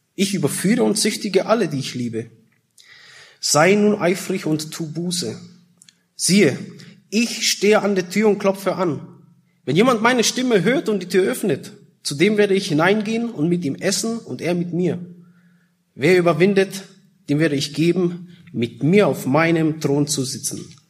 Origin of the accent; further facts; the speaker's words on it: Germany; also born or lived in Czech Republic / Austria; Ich komme ursprünglich aus Tschechien, wurde geboren, aber bin schon seit ähm, ja, 83, waren wir drei Jahre in Österreich und meine Mutter ist damals aus Tschechien mit uns äh, geflohen. Und dann ab 86, 87 waren wir dann in Deutschland.